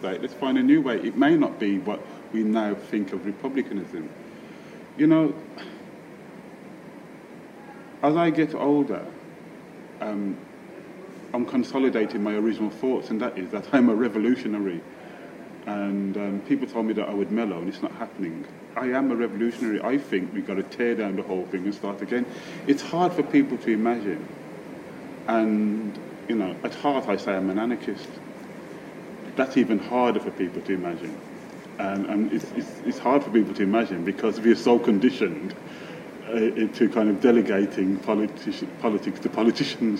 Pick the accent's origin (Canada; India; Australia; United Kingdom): United Kingdom; Birmingham, West Midlands; my experiences of growing up in Birmingham, in Handsworth and Aston in Birmingham